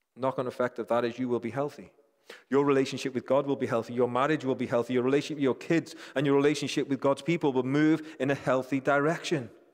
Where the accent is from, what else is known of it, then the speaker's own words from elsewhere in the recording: United Kingdom; I think I'm British.